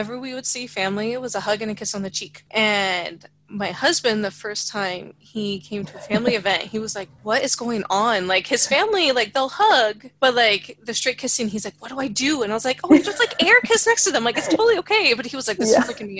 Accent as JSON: {"language": "English", "region": "California", "country": "United States", "tie": "born or raised there", "also_born_or_lived": "the South", "moved": "as an adult", "said": "growing up in California and then moving to the South"}